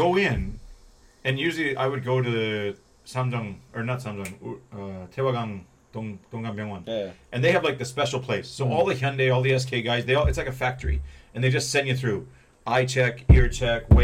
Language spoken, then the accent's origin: English; Canada; now in South Korea; I'm Canadian.